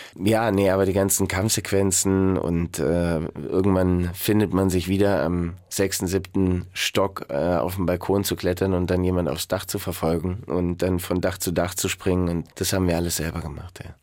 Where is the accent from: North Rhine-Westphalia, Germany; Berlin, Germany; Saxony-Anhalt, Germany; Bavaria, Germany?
Bavaria, Germany; Garmisch-Partenkirchen; ich bin in Garmisch-Partenkirchen groß geworden